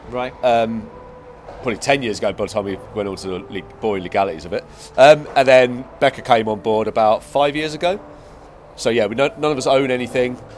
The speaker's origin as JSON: {"language": "English", "area": "Kent", "region": "South East England", "country": "United Kingdom", "moved": "yes", "lives_now": "Cardiff, United Kingdom", "said": "I'm from Kent. Kent. Okay. Yeah, right. Okay. Yeah. So a little tiny village on, on the Kent coast, um, near, oh, not too far from Folkestone."}